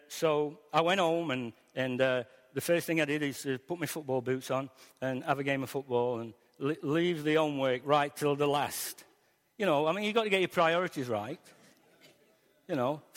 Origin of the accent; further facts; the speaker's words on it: Newton / Ilkeston, East Midlands, United Kingdom; the last 2 years of my schooling life, from 14 to 16, was in Ilkeston. I came from Newton down to Westhouses on the bus